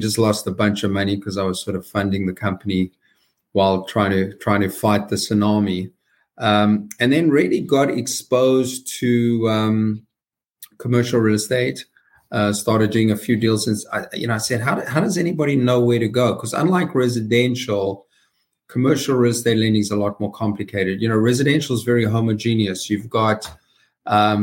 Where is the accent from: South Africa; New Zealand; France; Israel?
South Africa; moved away as an adult; now in United States; as you can hear from my accent, I was born and raised in the deep South, the very deep South, South Africa.